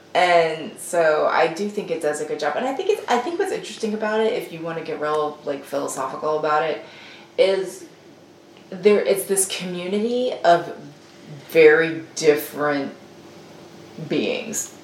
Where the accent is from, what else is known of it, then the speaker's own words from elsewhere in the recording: the South, United States; as a Southerner